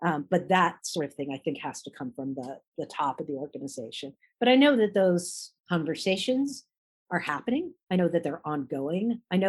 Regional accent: Washington, D.C. area, United States; So, you know, growing up outside of the Washington, D.C. area, you know, you have an amazing range of restaurants that you can go to.

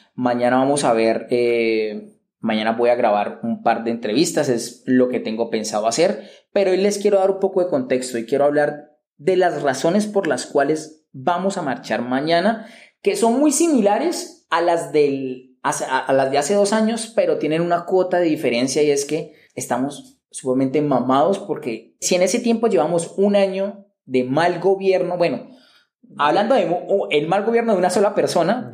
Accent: Cali, Valle del Cauca, Colombia; yo soy de Cali, no vivo en la capital Bogotá, pero vivo en la tercera ciudad más importante del país

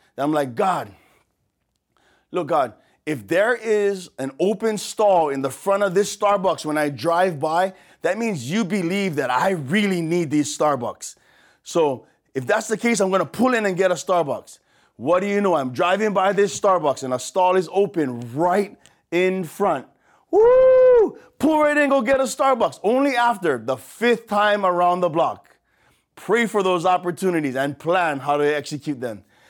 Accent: Waianae, Hawaii, United States; accent: pidgin; from here, from Oahu, from the west side of Oahu, deep west

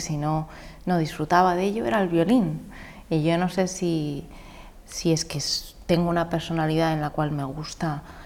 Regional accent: Madrid, Community of Madrid, Spain; moved away as an adult; also born or lived in Pozuelo de Alarcón / Valencia; yo soy madrileña. Eh, mi padre es peruano

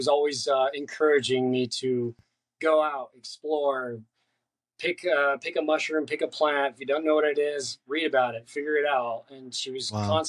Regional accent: Colorado, United States; also born or lived in California; now in Long Beach, United States; I was born here in California, but lived most of my life in Colorado. I was a mountain boy

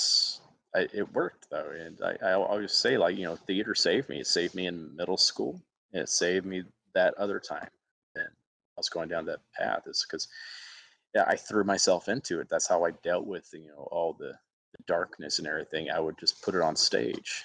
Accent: Alabama, United States; moved away; my hometown in Alabama

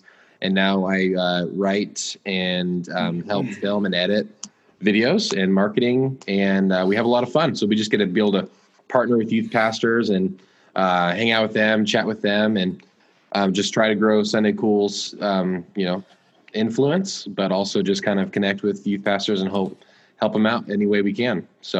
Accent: Whitefish, Montana, United States; born there; I don't know when I was conceived, but I was born in Whitefish, Montana. I moved around all the time

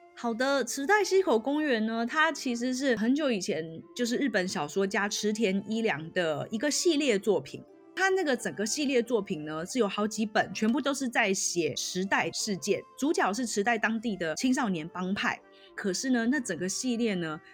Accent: Taiwan; also born or lived in Tokyo, Japan; 就如果我是台湾人来说的话

